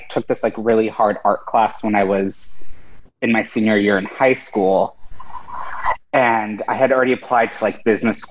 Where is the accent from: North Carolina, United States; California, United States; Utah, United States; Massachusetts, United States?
California, United States; San Diego; moved away as an adult; now in New York, United States; my family came from Mexico City. I grew up in San Diego. Then I moved to New York when I was 18